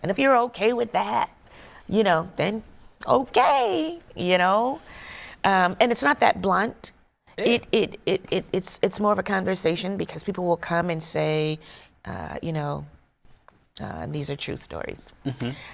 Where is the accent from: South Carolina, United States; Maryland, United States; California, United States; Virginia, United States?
South Carolina, United States; moved away; also born or lived in Georgia; I'm from South Carolina